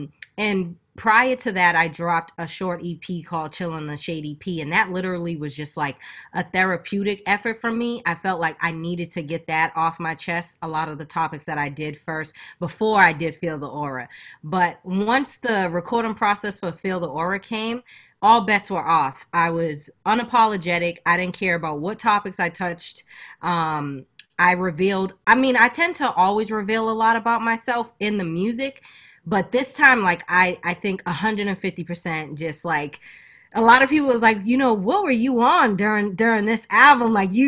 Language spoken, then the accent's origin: English; Boston, Massachusetts, United States; also born or lived in Macon, Georgia; I was born and raised in Boston, but I also like had a big childhood down in Macon, Georgia as well. I moved around a lot, so like I consider myself a northern country girl.